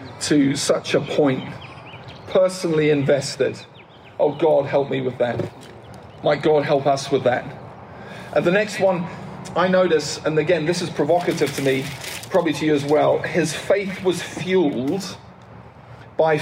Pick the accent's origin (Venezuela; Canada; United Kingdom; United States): United Kingdom; I'm British